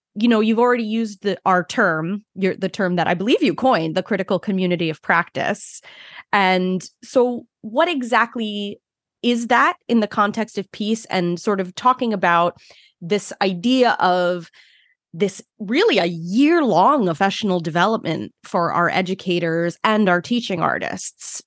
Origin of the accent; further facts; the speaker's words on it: Brooklyn, New York, United States; moved away as an adult; now in Long Island, United States; I'm from Brooklyn originally, which is a totally different ballgame.